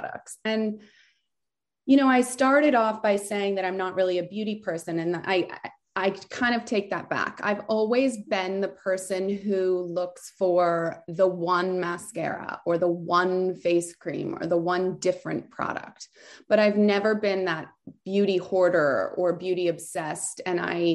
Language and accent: English; Southern California, United States; also born or lived in France / Aspen; I was born in France and I grew up in California, Southern California